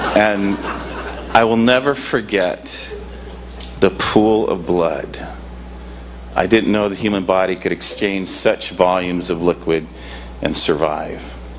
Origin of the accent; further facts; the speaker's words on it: Michigan, United States; moved away as an adult; now in Seaside, United States; North Coast invited me to come and serve them five years ago, and I come from Michigan.